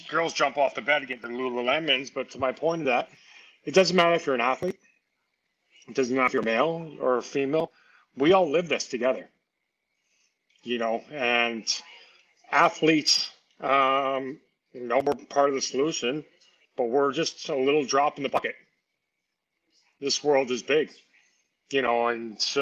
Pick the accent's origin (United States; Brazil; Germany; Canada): Canada; Saskatchewan; born or raised there